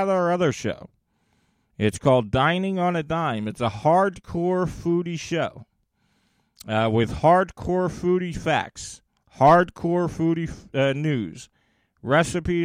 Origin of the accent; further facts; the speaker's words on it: United States; my home country of the USA